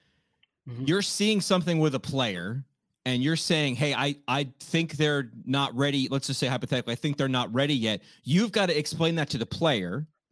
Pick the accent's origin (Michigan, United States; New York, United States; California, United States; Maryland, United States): New York, United States; Near West Point, Orange County, New York.